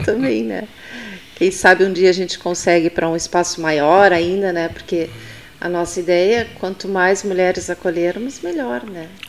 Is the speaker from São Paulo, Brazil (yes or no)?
no; Pelotas, Rio Grande do Sul, Brazil; also born or lived in Taquara; Eu não nasci em Pelotas, mas me considero filha de Pelotas, porque eu vim para cá com dois anos de idade